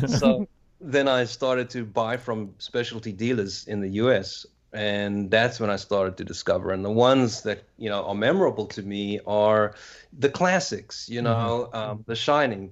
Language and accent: English; South Africa; moved away as an adult; I'm from South Africa, so I was still in South Africa at this time.